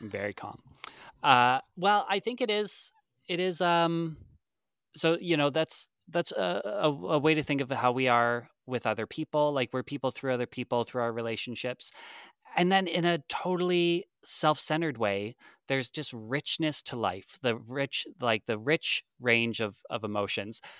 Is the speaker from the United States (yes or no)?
no; Lethbridge, Alberta, Canada; now in Calgary, Canada; I'm from, or I live in Calgary, uh, I'm from Lethbridge, which is about two hours away, and that's where my mom is